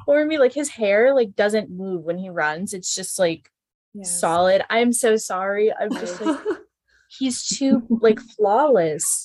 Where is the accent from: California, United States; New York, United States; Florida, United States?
Florida, United States; Pensacola; now in Tampa, United States; my hometown, Pensacola.